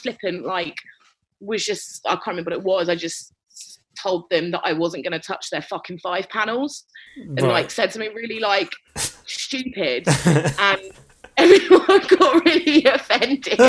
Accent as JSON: {"language": "English", "region": "London", "country": "United Kingdom", "said": "I'm from North London"}